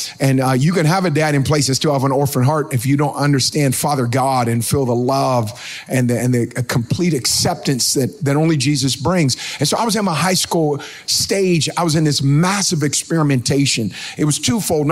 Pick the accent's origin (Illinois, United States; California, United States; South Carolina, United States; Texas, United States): California, United States; Oakland; I was born and raised in Oakland, California. I grew up in the hood.